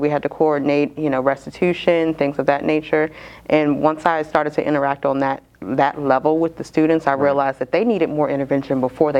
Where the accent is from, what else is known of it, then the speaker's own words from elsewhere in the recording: Maryland, United States; also born or lived in Hawaii; now in South Carolina, United States; So born in Hawaii, but I've lived all over the country. We settled in Maryland, and I graduated from high school in Maryland.